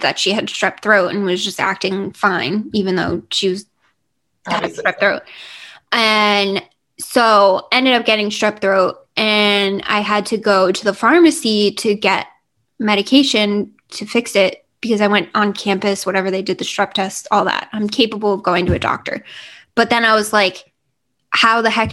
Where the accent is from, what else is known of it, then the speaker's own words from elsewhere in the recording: New Jersey, United States; also born or lived in Virginia; growing up in New Jersey